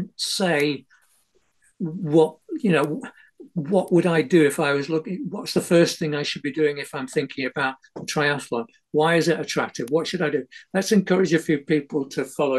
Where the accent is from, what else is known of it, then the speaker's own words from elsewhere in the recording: Manchester, North West England, United Kingdom; also born or lived in Ashton-under-Lyne / Openshaw / Marple Bridge; I was born in Ashton-under-Lyne, but that was where the hospital was. But I lived in Openshaw for the first 9 years of my life. And then we moved out to South Manchester, a place called Marple Bridge